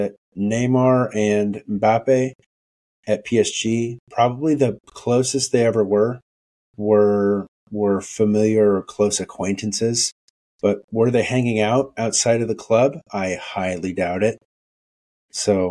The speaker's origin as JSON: {"language": "English", "country": "United States", "said": "I'm ultimately American"}